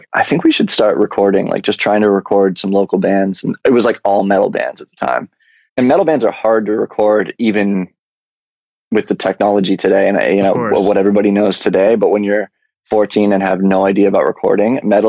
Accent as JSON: {"language": "English", "town": "London", "region": "Ontario", "country": "Canada", "tie": "born or raised there", "also_born_or_lived": "Toronto, Ontario", "moved": "as an adult", "lives_now": "Los Angeles, United States", "said": "I grew up in London, Ontario, moved to Toronto about 8 years ago"}